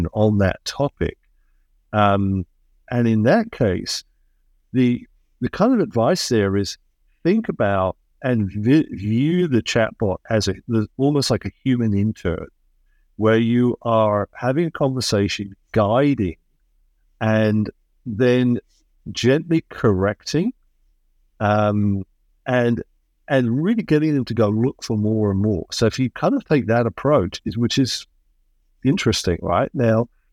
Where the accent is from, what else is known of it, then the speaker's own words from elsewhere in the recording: England, United Kingdom; moved away as an adult; now in United States; I am originally English, but I haven't lived there for a long time. And that's partly because I came to a land of opportunity, which is America, and I became American.